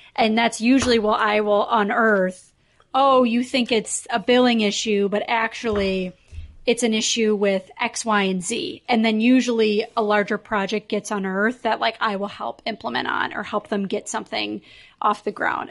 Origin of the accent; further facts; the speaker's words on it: Chicago, Illinois, United States; now in Minneapolis, United States; I'm based in Minneapolis, but I'm from Chicago.